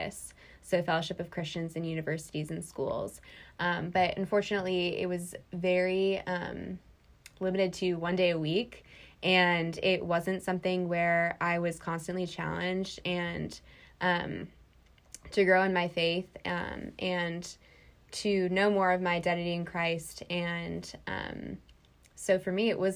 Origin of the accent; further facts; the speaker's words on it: Loudonville, New York, United States; moved away as an adult; now in Winston-Salem, United States; I'm from Loudonville, New York.